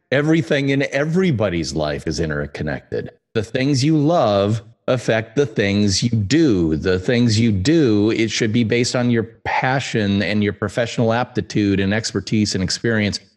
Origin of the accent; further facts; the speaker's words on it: United States; as an American